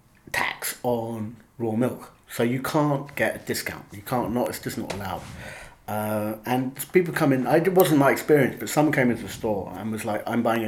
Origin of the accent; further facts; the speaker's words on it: England, United Kingdom; And I think we as English people have this mental image of Californians.